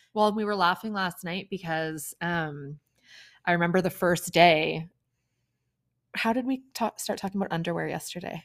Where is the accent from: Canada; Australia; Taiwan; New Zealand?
Canada; Kenora, Ontario; I grew up in Kenora, Ontario